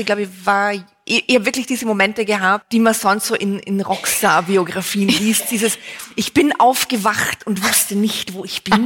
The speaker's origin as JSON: {"language": "German", "region": "Vienna", "country": "Austria", "said": "bei uns in Wien"}